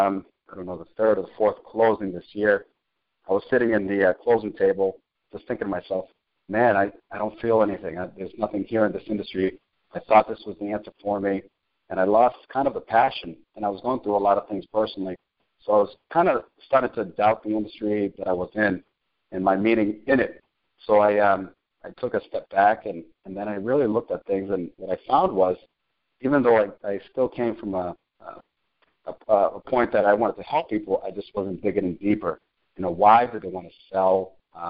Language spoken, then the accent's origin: English; Cambridge, Massachusetts, United States; also born or lived in Chelsea, Massachusetts / Salem, Massachusetts; Boston, Massachusetts. Grew up in Cambridge, bounced around from Cambridge to Chelsea